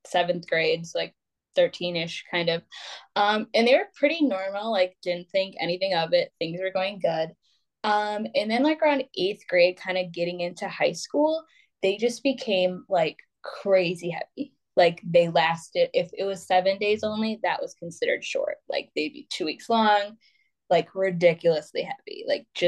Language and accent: English; Wisconsin, United States; I'm born and raised in Wisconsin